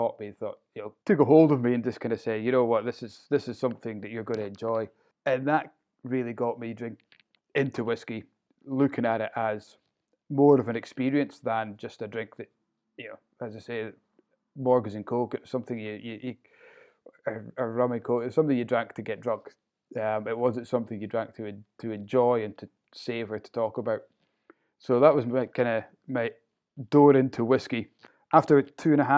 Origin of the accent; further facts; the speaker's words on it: Inverurie, Scotland, United Kingdom; So I'm a Northeast loon, born and brought up in Inverurie, and not really ventured far from it